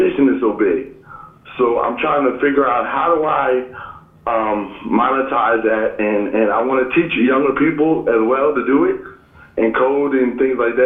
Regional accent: East Windsor, New Jersey, United States; I'm from East Windsor, New Jersey

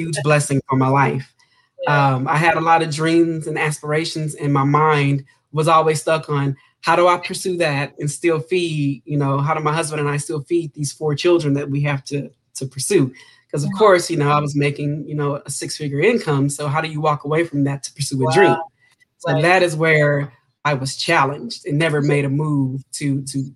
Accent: Houston, Texas, United States; I grew up in Houston, Texas

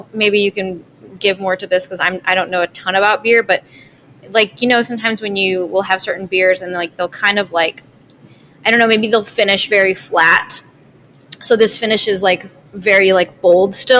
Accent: Michigan, United States; moved away; also born or lived in Colorado; I'm from Michigan and I lived in Colorado.

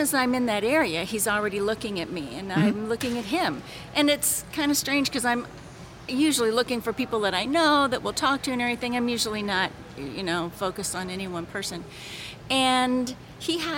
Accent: Virden, Illinois, United States; now in St. Louis, United States; I'm from Verdon, Illinois, but I live in St. Louis now

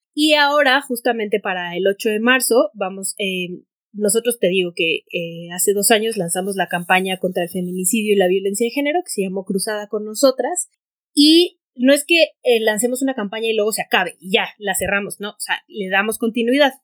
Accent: Hermosillo, Sonora, Mexico; yo soy de Hermosillo Sonora

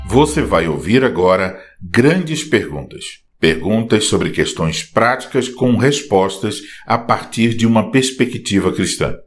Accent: Brazil

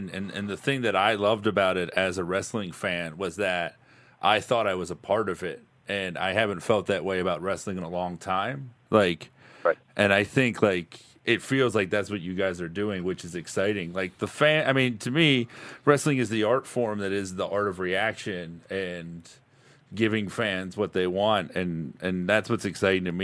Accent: Florida, United States; I grew up in South Florida, and he would write about wrestling in the paper.

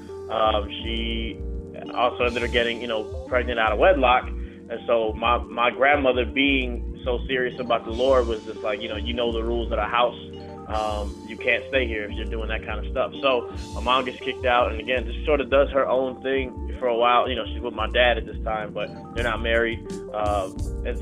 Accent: Chicago, Illinois, United States; I'm born and raised in Chicago.

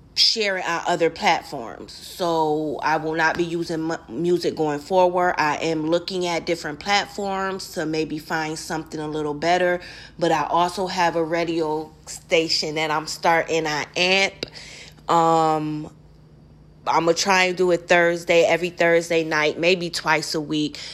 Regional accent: Rochester, New York, United States; I'm from Rochester, New York

